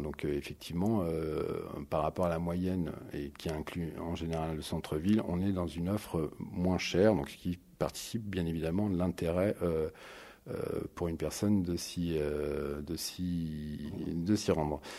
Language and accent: French; Paris, Île-de-France, France; je suis parisien, je travaille sur du marketing territorial